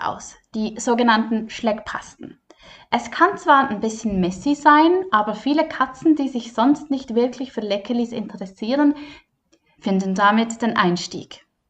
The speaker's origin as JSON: {"language": "German", "country": "Switzerland", "said": "bei uns in der Schweiz"}